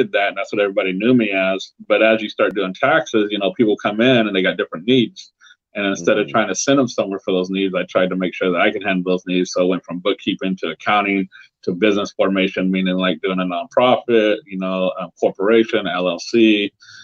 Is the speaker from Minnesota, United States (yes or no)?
no; Central California, United States; I'm from Central California.